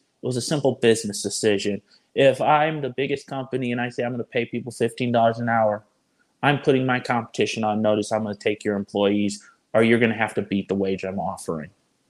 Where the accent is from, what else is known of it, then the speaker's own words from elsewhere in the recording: Illinois, United States; I'm a transplant from Illinois.